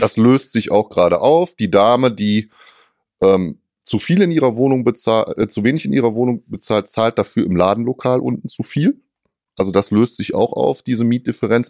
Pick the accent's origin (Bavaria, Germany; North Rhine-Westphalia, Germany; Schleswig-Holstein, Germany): North Rhine-Westphalia, Germany; bei uns in Nordrhein-Westfalen